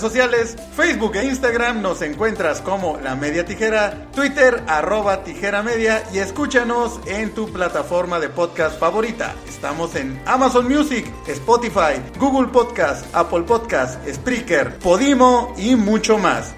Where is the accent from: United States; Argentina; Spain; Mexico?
Mexico; Querétaro; yo soy de Querétaro